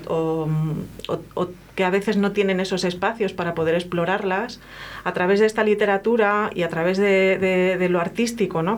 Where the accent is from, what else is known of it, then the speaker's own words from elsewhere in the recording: a town in Seville, Andalusia, Spain; Yo vivía en un pueblo en, Sevilla